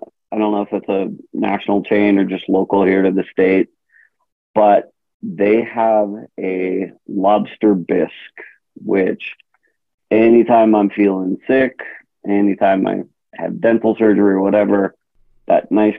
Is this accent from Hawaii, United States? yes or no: yes; Hawaii, United States; also born or lived in California; now in Colorado Springs, United States; Born and raised in Hawaii and then 30 years in California, I needed snow.